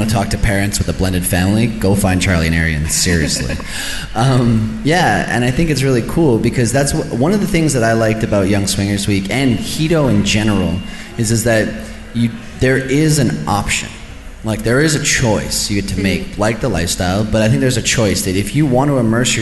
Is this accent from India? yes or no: no; Canada; we're Canadian.